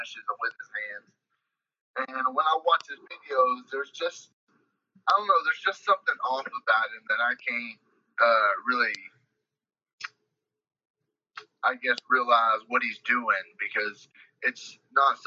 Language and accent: English; Benton, Arkansas, United States; my hometown